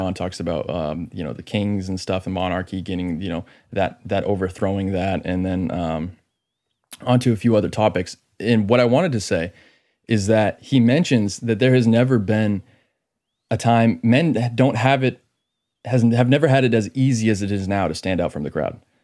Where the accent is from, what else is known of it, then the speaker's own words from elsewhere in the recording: Maine, United States; I'm from Maine